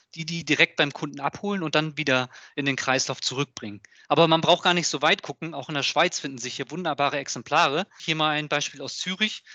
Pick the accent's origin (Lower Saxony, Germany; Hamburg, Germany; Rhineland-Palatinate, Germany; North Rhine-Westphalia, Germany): Hamburg, Germany; ich komme ja aus Hamburg